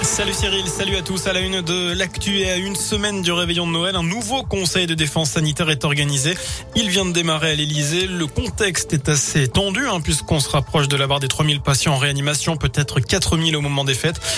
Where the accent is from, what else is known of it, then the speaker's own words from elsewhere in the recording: Saint-Étienne, Auvergne-Rhône-Alpes, France; chez nous à Saint-Etienne